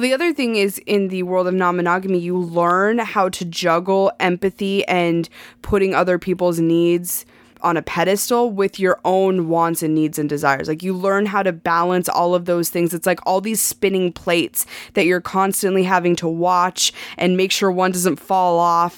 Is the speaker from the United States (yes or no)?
yes; Montana, United States; moved away as an adult; I grew up in Montana. I lived in Montana my entire life